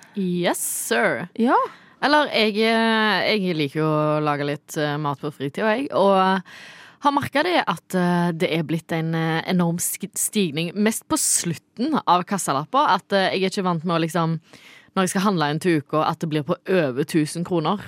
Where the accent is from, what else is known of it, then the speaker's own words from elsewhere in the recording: Norway; meg som nordmann